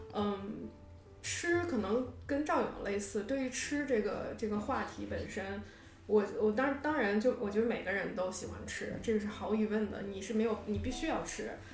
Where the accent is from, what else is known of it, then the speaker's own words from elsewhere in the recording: Harbin, Heilongjiang, China; moved away as an adult; also born or lived in Beijing; now in New York, United States; 我是哈尔滨人